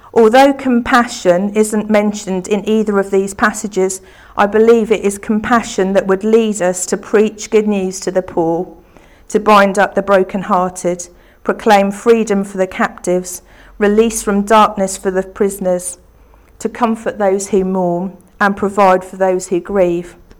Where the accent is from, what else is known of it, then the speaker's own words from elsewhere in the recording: Beccles, East of England, United Kingdom; the church that I grew up in in Beccles